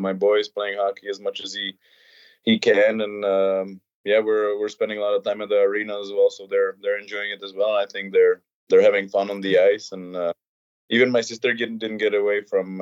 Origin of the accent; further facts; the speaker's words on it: Beroun, Central Bohemian Region, Czechia; moved away as an adult; I'm calling from Czech Republic, from my hometown, Beroun, close to Prague.